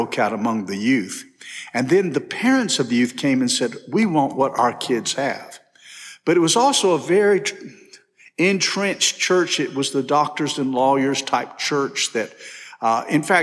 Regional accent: Macon, Georgia, United States; I grew up in Macon, Georgia

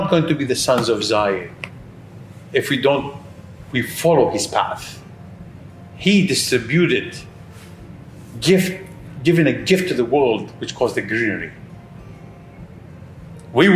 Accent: United Arab Emirates; I'm from United Arab Emirates

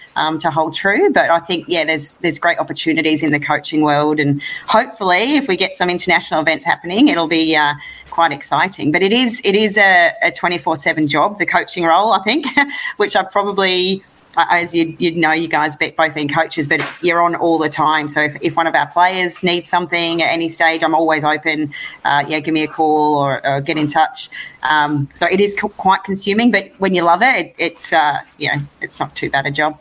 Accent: Gold Coast, Queensland, Australia; a home Commonwealth Games in my hometown, uh, World Bowls in my hometown

